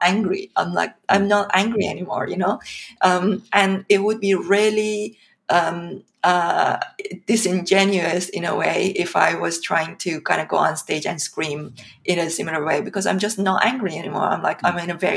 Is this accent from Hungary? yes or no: no; Iran; moved away as an adult; also born or lived in St Andrews, United Kingdom / London, United Kingdom; now in United Kingdom; I come from Iran. I was born and brought up in Iran. I came to the UK in 2005 to study in St. Andrews University.